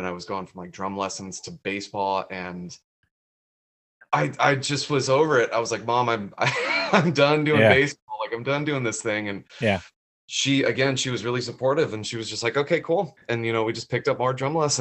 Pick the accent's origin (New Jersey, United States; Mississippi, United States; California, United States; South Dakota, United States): California, United States; Carlsbad; also born or lived in Boulder, Colorado; we moved out here when I was 8